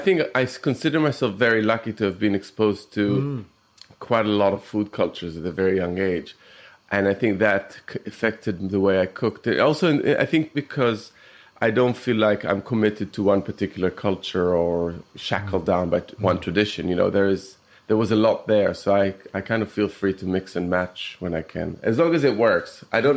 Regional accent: Israel; Jewish Italian. And my mum is, her family is from Germany. So when I was growing up in Israel, it was very European food

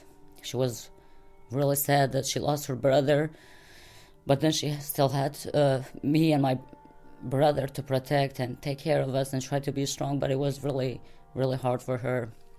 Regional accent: Kosovo; I'm from Kosovo. I come from a big family.

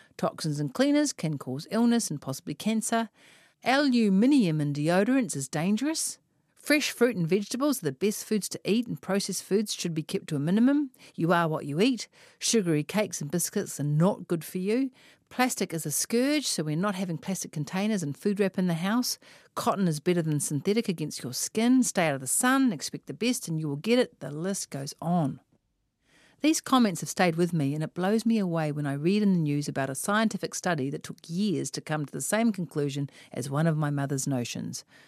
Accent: Auckland, New Zealand; I am from West Auckland

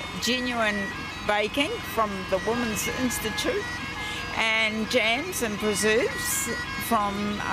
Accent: Marton, Manawatū-Whanganui, New Zealand; I come from Martin

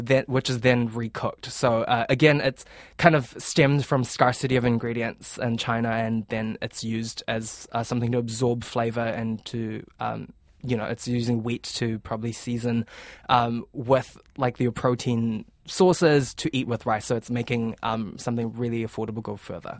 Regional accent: Auckland, New Zealand; also born or lived in Fiji / Vancouver, Canada / Melbourne, Australia; I was born in the Fiji Islands, so Pacific Islands. Then we moved here in Tamaki, um, in the year two thousand, so I grew up here

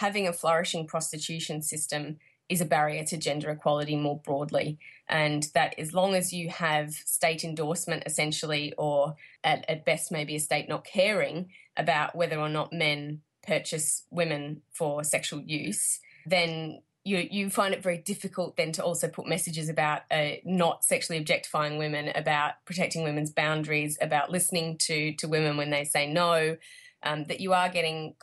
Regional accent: Victoria, Australia; my home state of Victoria here

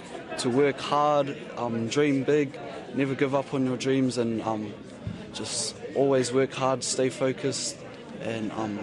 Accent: New Zealand; now in Wellington, New Zealand; I live in Wellington and I'm from Wairo in Waoriki. My iwi are Ngāti Kahungunu me Ngāti Porou.

